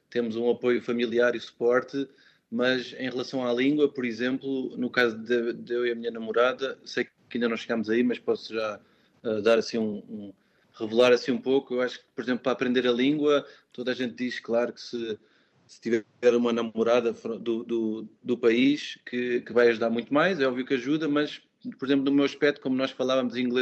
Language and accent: Portuguese; Portugal; now in Munich, Germany; foi a primeira vez que eu consegui sair de Portugal por um período mais alargado